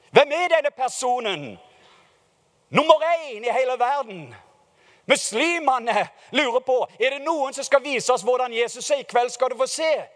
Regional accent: Norway

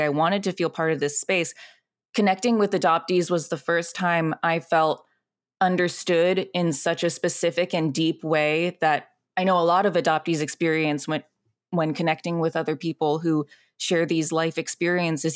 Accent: Alexandria, Virginia, United States; moved away as an adult; also born or lived in Zhongshan, China; now in Los Angeles, United States; I grew up in Alexandria, Virginia

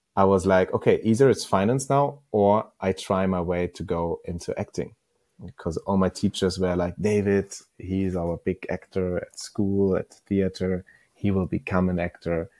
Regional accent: Northern Germany, Germany; I'm coming from a small, small village in northern Germany

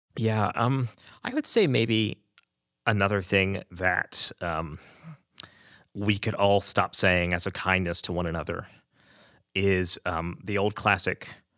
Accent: Aledo, Texas, United States; I am from Aledo, Texas

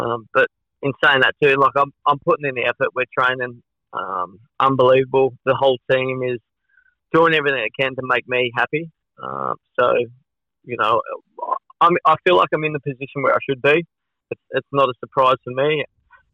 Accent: Australia; being Australian, racing in Australia

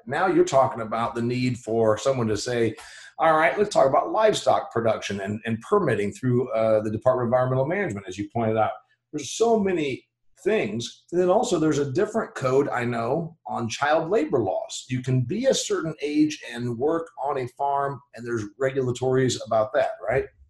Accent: Indiana, United States; my home state here of uh, indiana

